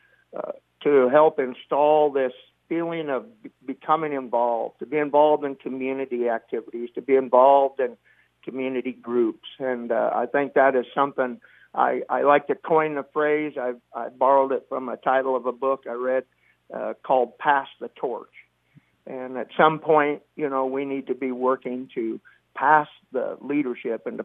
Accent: Hamburg, Iowa, United States; I was born and raised in Hamburg.

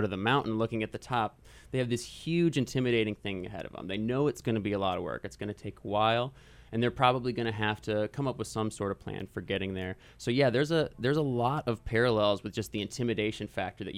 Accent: Midwest, United States; also born or lived in Texas; growing up in the Midwest, you know, flat ground at sea level

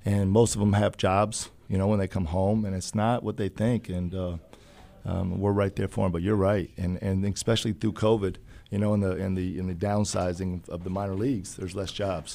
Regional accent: Urbana, Illinois, United States; growing up in Urbana

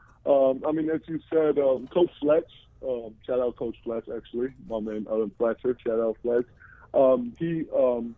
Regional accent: Georgia; moved away as an adult; also born or lived in New Jersey; now in United States; Republic of Georgia, which is my home country

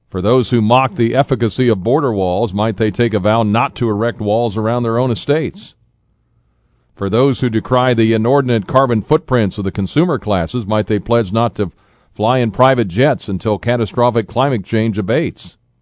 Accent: Toledo, Ohio, United States; I grew up with that in Toledo.

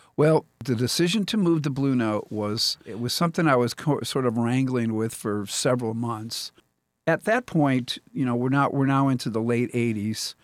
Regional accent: Pennsylvania, United States; now in Columbia, Missouri, United States; I grew up in Pennsylvania.

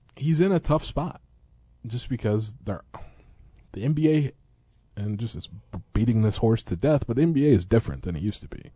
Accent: Eureka, Illinois, United States; growing up in Eureka

